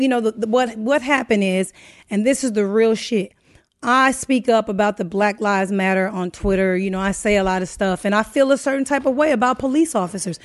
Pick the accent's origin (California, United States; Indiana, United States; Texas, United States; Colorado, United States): California, United States; Inglewood; also born or lived in Saint Louis, Missouri / Pomona / West Covina; I was raised in Inglewood for the most part